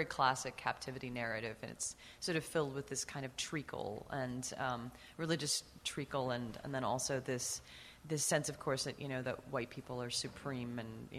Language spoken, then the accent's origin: English; Seattle, Washington, United States; now in Utah, United States; So I grew up in the Pacific Northwest. I was born and raised in Seattle.